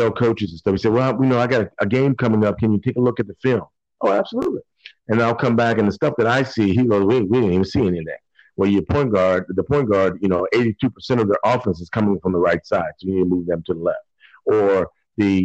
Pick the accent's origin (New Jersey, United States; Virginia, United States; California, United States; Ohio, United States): Virginia, United States; I'm originally from Virginia